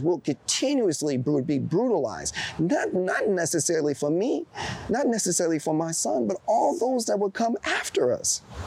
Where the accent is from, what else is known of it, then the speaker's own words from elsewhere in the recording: East Coast, United States; also born or lived in Chicago, Illinois; I was born in Chicago, but I was raised on the East Coast.